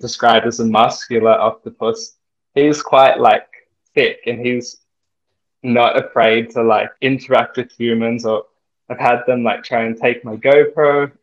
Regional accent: Sydney, New South Wales, Australia; I grew up in Sydney, in New South Wales.

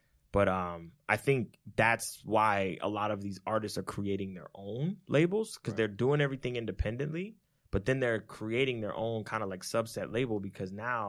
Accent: New Jersey, United States; he, you know, lived across the street from us as we were growing up in Jersey. Mm-hmm. When we first moved to Jersey, he moved in probably like a year or so after.

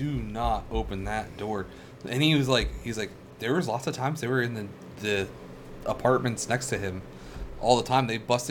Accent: Philadelphia, Pennsylvania, United States; I am from Mount Si, Philadelphia.

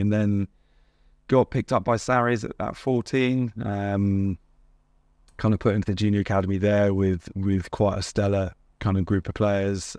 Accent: Watford, East of England, United Kingdom; I was in Hertfordshire, I played for Hertfordshire, so I'm, I'm, I'm, I was born in Watford.

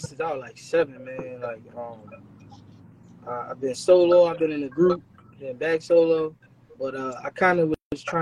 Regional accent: Philadelphia, Pennsylvania, United States; I claim northeast Philly or North Philly

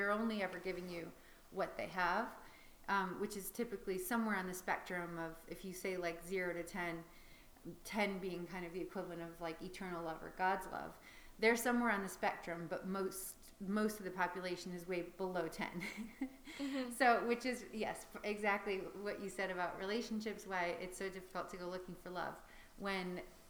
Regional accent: Chicago, Illinois, United States; also born or lived in Paris, France; I was born in Paris to two expats who were just there living and working. So that was already kind of an interesting start to life. I don't have many memories of that, but I have a few. And at five, I moved back to Chicago

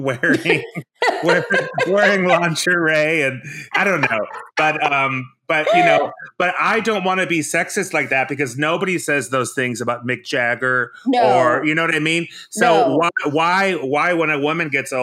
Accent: Reykjavik, Iceland; now in San Francisco, United States; I'm from there.

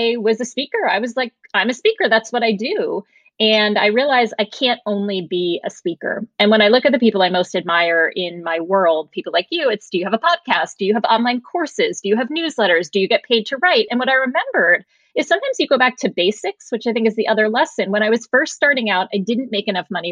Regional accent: Norwalk, Connecticut, United States; I grew up in Norwalk, Connecticut, you know, the burbs

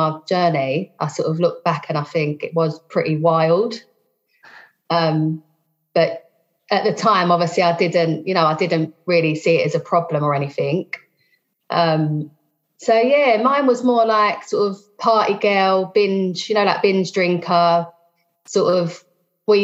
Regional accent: London, United Kingdom; I'm from South East London.

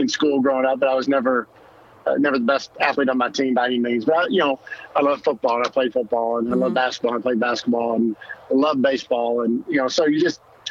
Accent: Mississippi, United States; moved away as an adult; also born or lived in Alabama / Kentucky; now in Florida, United States; growing up in the South, I grew up in Mississippi

